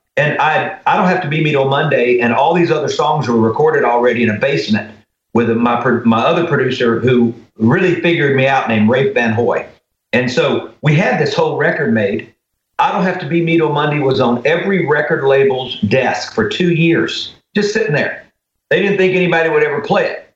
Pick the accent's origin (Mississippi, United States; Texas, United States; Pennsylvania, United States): Mississippi, United States; Greenville; growing up in the Delta